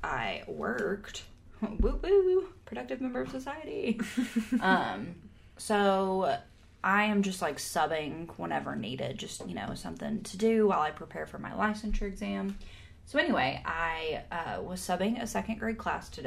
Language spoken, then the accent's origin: English; Texas, United States; we're from Texas.